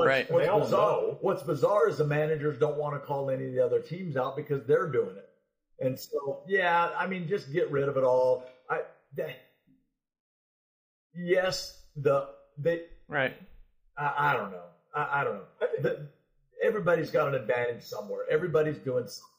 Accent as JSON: {"language": "English", "region": "Nebraska", "country": "United States", "tie": "born or raised there", "also_born_or_lived": "California", "moved": "yes", "said": "growing up in Nebraska."}